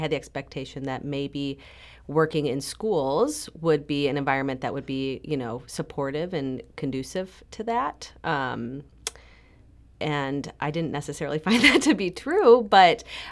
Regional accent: St. Louis, Missouri, United States; I'm from St. Louis

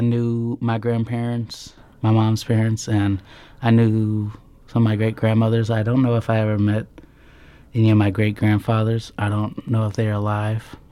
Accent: Norfolk, Nebraska, United States; moved away; I grew up in Norfolk, Nebraska with my all-white family

